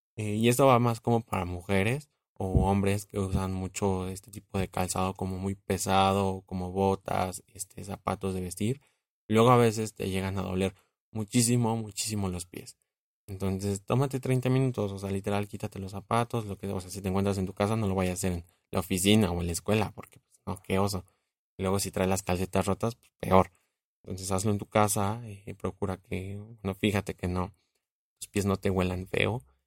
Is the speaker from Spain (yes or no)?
no; Mexico; como buen mexicano